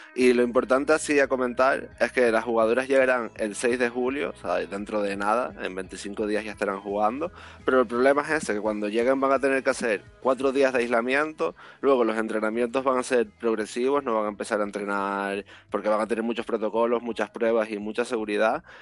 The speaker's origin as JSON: {"language": "Spanish", "region": "Canary Islands", "country": "Spain", "said": "como canario"}